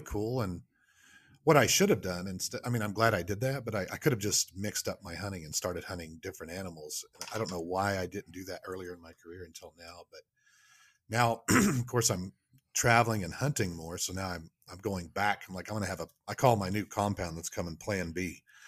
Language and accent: English; Oklahoma, United States; moved away as an adult; also born or lived in Michigan; now in Kansas City, United States; I'm originally from Oklahoma